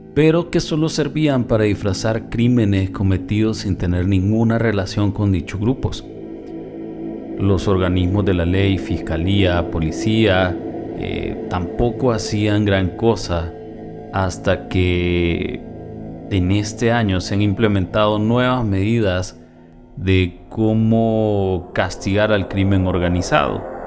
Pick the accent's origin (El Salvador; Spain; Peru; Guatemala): El Salvador; En mi país El Salvador, ubicado en el centro de Centroamérica